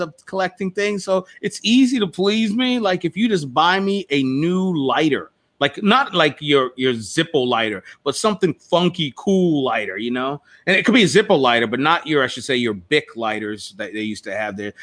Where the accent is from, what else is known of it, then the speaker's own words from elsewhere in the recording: Toms River, New Jersey, United States; growing up in like a place like Tom's River, where I was one of few black students in the in the school that I attended, High School East